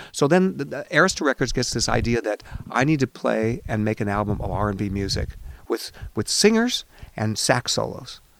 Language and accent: English; Seattle, Washington, United States; you realize I'm Jewish and I'm from Seattle.